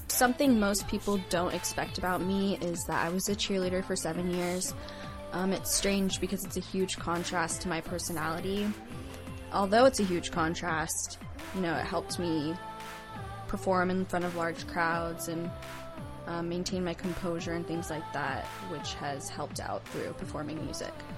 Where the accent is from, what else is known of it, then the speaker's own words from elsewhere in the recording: San Diego, California, United States; I'm from Scripps Ranch, and I've lived here my whole life, all 20 years